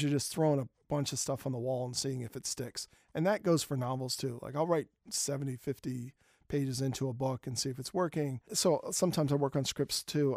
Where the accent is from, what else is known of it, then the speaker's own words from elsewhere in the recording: Philadelphia, Pennsylvania, United States; When I grew up in Germantown, my neighborhood was not the best